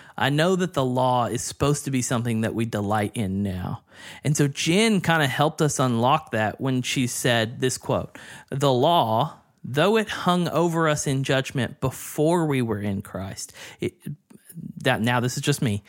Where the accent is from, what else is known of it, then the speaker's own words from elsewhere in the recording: the South, United States; I grew up in the South